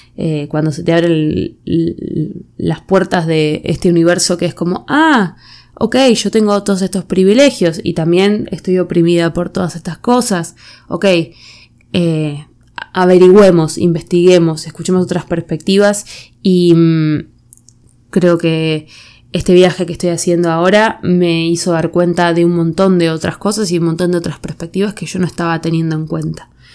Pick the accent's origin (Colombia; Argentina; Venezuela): Argentina; moved away as an adult; now in United States; viviendo siempre en Argentina, ser argentina nunca fue un rasgo identitario para mí